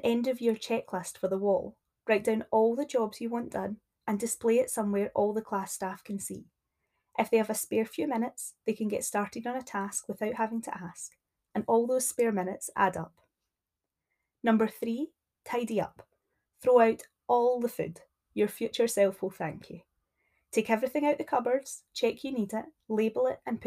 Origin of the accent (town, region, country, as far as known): Scotland, United Kingdom